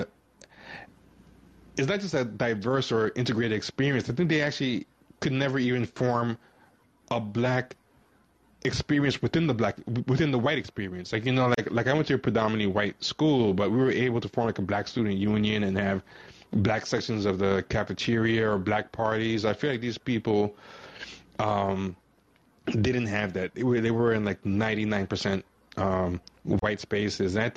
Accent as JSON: {"language": "English", "town": "Elmont", "region": "New York", "country": "United States", "tie": "born or raised there", "said": "I grew up in Long Island, too, in high school. I was in Nassau County. I was in Elmont"}